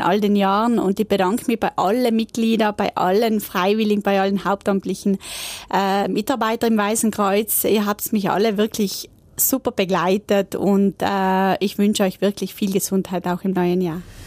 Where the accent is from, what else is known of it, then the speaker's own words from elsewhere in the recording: South Tyrol, Trentino-Alto Adige, Italy; wir in Südtirol